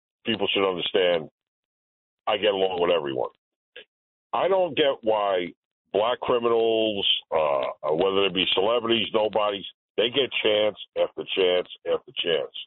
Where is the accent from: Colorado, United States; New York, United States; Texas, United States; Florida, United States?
New York, United States; New York City; now in Rockland County, United States; I was born on St. Anne's across from St. Anne's Park